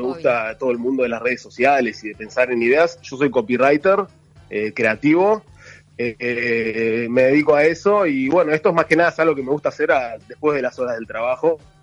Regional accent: Uruguay; now in Israel; cuando éramos chicos en Uruguay

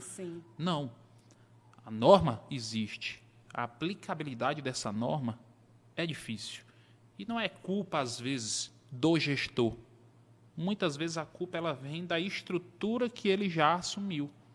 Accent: Teresina, Piauí, Brazil; Nasci aqui em Teresina, né, tenho 39

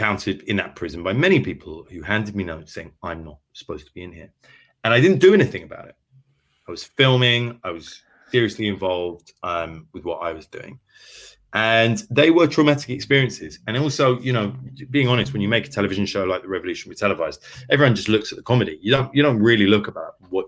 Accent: London, United Kingdom; I grew up in inner city London. I grew up in Archway.

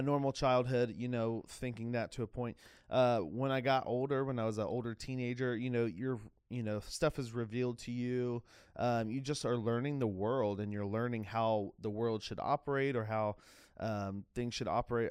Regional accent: Jacksonville, Florida, United States; I grew up in Jacksonville, Florida.

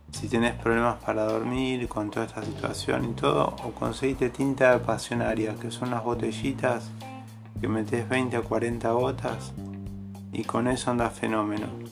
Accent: Argentina

